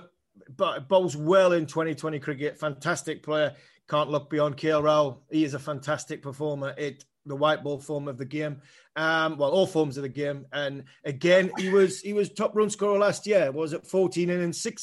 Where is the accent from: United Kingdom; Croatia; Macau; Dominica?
United Kingdom; England; I'm an Englishman